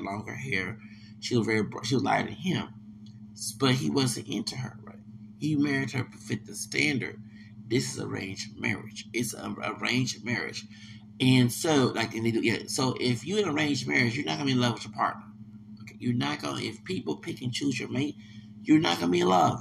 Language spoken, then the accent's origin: English; the South, United States; I'm from the South